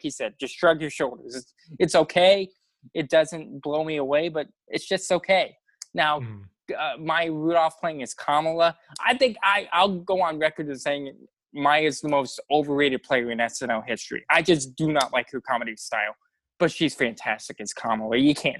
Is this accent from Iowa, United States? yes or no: yes; Montezuma, Iowa, United States; Montezuma, Iowa. For those of you who don't know, it's between Des Moines and Iowa City, just about 10 minutes south of the interstate off the Malcolm exit.